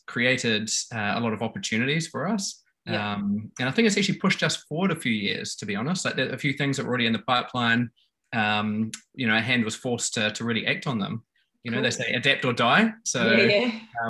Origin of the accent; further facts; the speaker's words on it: New Zealand; I grew up in New Zealand, playing all the New Zealand Kiwi sports